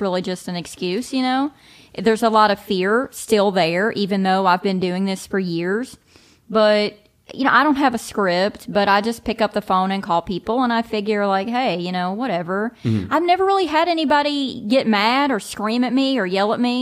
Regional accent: Eastern Kentucky, United States; also born or lived in Nashville; now in Lexington, United States; I'm from Eastern Kentucky.

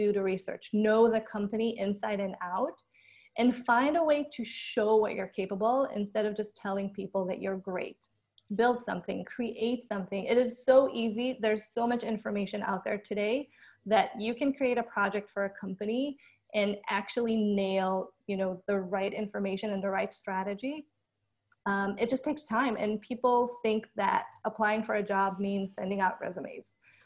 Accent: Israel; moved away as an adult; now in United States; I grew up in Israel, born and raised

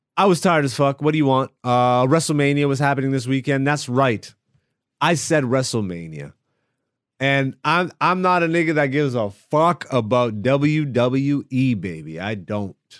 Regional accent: Greece; also born or lived in Ethiopia (ancestry); I am Ethiopian and I was born in Greece. No, my parents are not Greek, none of them

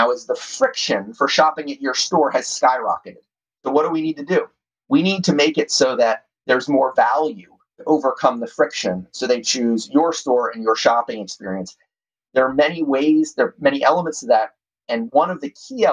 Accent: Doylestown, Pennsylvania, United States; moved away; my hometown of Doylestown, Pennsylvania

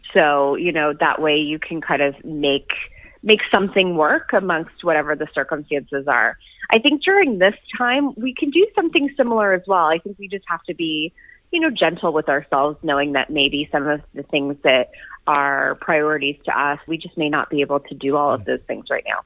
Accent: Toronto, Ontario, Canada; now in Minneapolis, United States; originally from Toronto. I grew up in North York

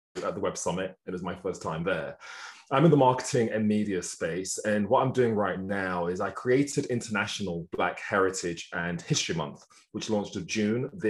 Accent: United Kingdom; moved away; also born or lived in Honolulu, Hawaii; I'm British. Yes, I'm in America right now.

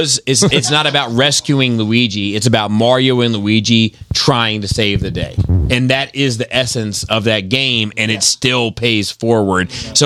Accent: Brooklyn, New York, United States; It's called Earth. I'm from Brooklyn.

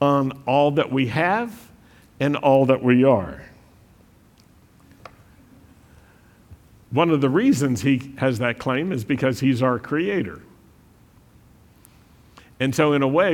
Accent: United States; We're American

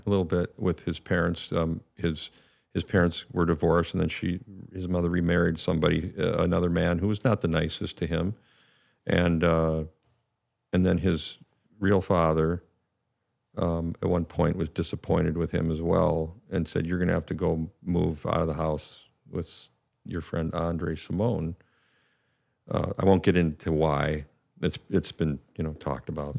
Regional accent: St. Louis Park, Minnesota, United States; in my hometown actually, in my home suburb

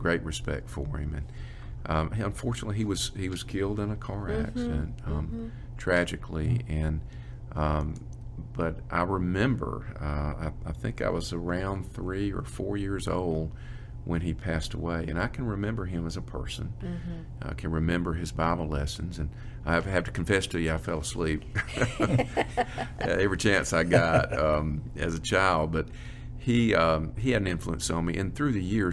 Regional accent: Pintlala, Alabama, United States; I'm from Pentlala, Alabama.

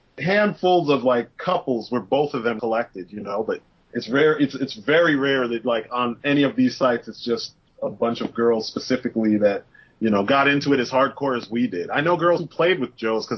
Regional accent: Brooklyn, New York, United States; I grew up in Brooklyn, and I don't have the accent like thick like you see on television.

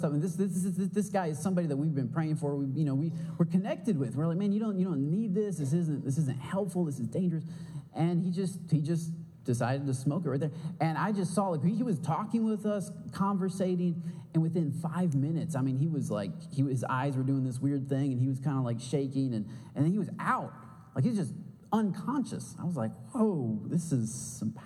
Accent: Michigan, United States; now in San Marcos, United States; I'm from Michigan

